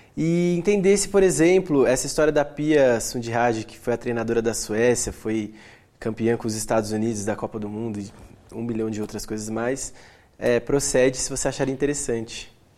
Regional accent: Atibaia, São Paulo, Brazil; eu sou, sou, natural de Atibaia

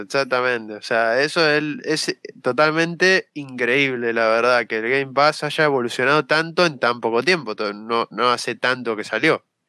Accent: Argentina; soy de Argentina

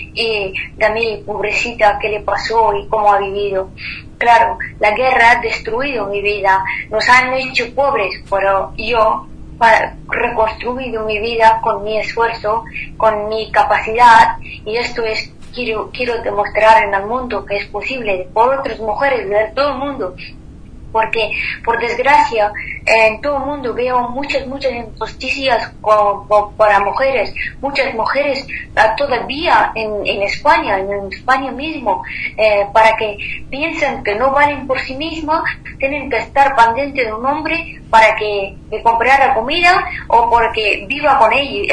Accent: Afghanistan; Spanish is a second language; moved away as an adult; now in Spain; yo hasta 21 años viví como un hombre en Afganistán y salí eh, de Afganistán con vestido de chico

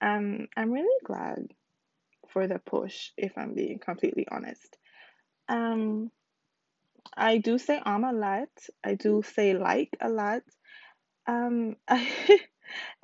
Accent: U.S. Virgin Islands; now in Houston, United States; I currently live in Houston, Texas, but originally I am from the United States Virgin Islands, specifically the island of St. Croix

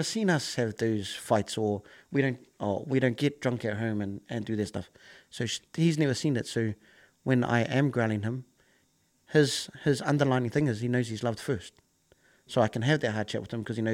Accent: Auckland, New Zealand; growing up in Kelston

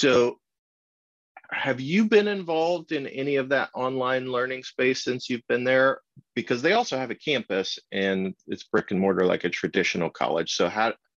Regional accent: Kansas, United States; moved away; also born or lived in Minnesota; I grew up in Kansas

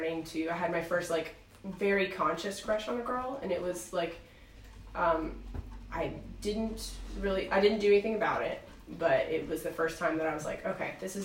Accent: Batesville, United States; I grew up in Batesville, which is a pretty small town

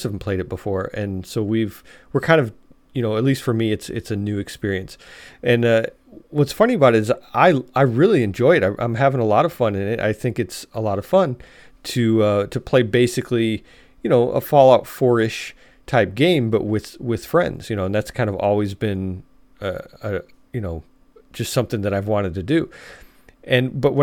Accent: Chicago, Illinois, United States; moved away as an adult; now in Alabama, United States; I grew up in Chicago

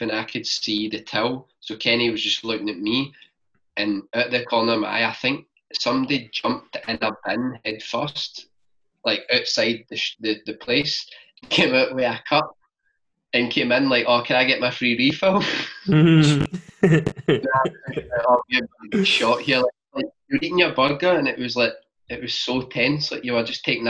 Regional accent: Scotland, United Kingdom; accent: Glasgow region; moved away as an adult; also born or lived in São Paulo, Brazil; now in Sydney, Australia; I'm from Scotland

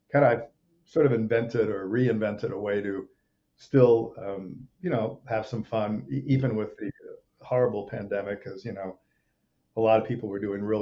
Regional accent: Rome, Lazio, Italy; uh, I grew up in Rome, Italy. I, was a few years old. We went to Rome, and that's kind of where my dad made movies

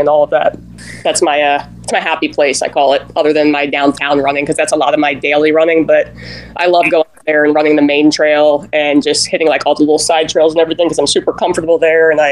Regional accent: Delaware, United States; moved away as an adult; now in Tampa, United States; I grew up in Delaware originally. 2007, I moved to Florida, to Tampa specifically

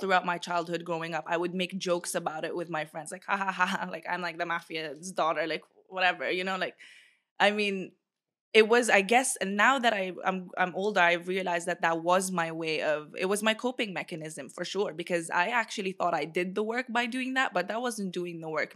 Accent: Bahrain; moved away; also born or lived in Philippines; I was in Bahrain

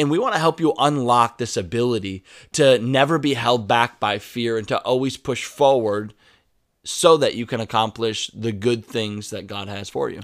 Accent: United States; accent: American English; my American English

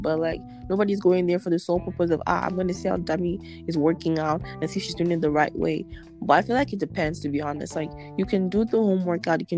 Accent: Nigeria; now in Ottawa, Canada; coming from as a Nigerian

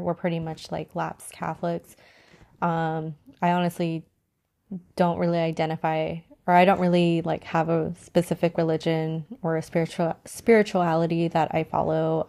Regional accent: San Diego, California, United States; I'm from San Diego, so San Diego is known to have, like, the most beautiful weather

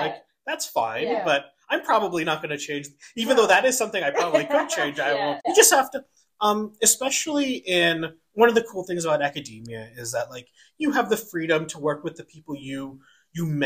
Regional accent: New York City, New York, United States; also born or lived in Vancouver; now in Calgary, Canada; I grew up in New York City. And then moved to Vancouver.

